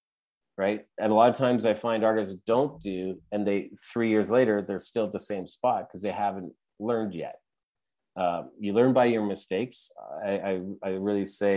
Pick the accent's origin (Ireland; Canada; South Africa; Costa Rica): Canada; we're Canadian